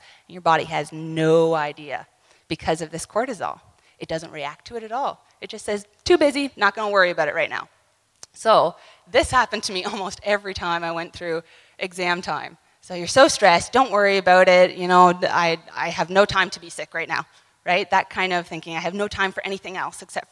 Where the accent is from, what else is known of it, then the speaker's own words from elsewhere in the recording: Ontario, Canada; we're from Ontario, Canada